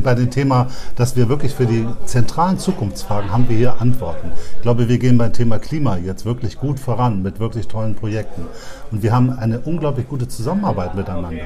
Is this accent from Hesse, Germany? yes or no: no; Bremen, Germany; ich bin totaler Bremer